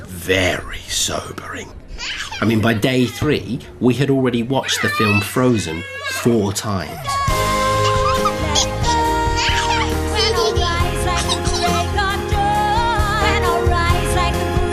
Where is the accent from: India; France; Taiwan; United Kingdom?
United Kingdom; England; now in Australia; as an Englishman